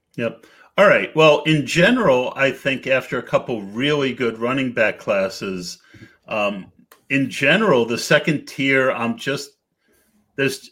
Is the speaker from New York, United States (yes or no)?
yes; New York, United States; growing up in New York uh, when I was seven they won the Super Bowl with Joe Namath